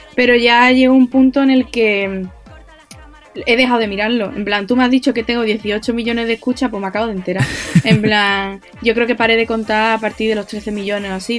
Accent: Andalusia, Spain; yo soy de donde soy, mi Andalucía va primero

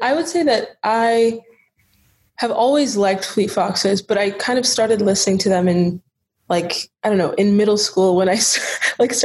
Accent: Charlotte, North Carolina, United States; Right now, I am in Charlotte, North Carolina, my hometown

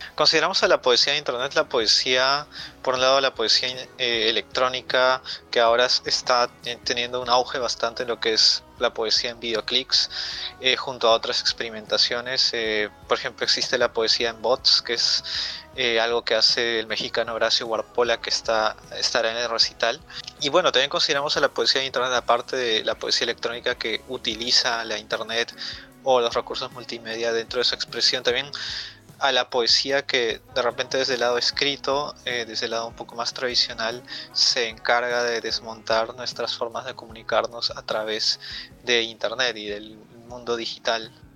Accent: Peru; soy un poeta de Perú

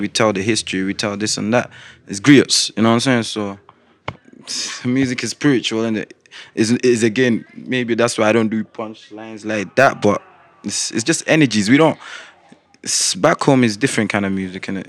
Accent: Coventry, West Midlands, United Kingdom; also born or lived in Slough / Gambia; I was born in Slough. I got sent to Gambia when I was two years old. I came back straight to Coventry at eight.

